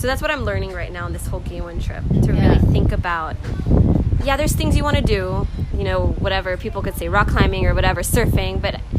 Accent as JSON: {"language": "English", "country": "Philippines", "said": "I'm from Philippines too."}